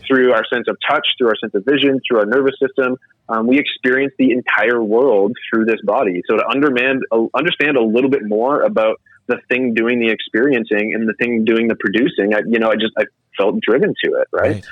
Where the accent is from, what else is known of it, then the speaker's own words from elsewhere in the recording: Atlantic Canada, Canada; I was a kid growing up in Atlantic Canada.